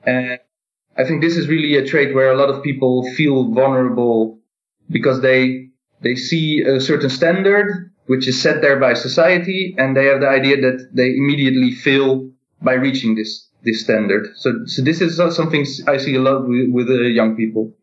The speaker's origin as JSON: {"language": "English", "country": "Netherlands", "said": "I am in the Netherlands and I'm from the Netherlands"}